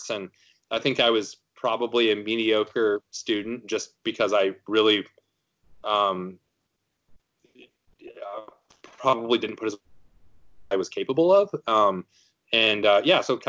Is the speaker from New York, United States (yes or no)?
no; South Dakota, United States; moved away as an adult; also born or lived in Savannah, Georgia / Syracuse / Colorado; I grew up in South Dakota, was in the Army for 8 years